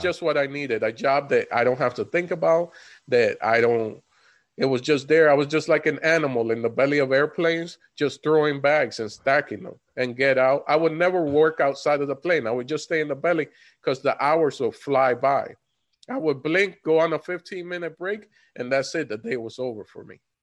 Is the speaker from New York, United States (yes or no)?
no; Florida, United States; we come from Florida, both of us.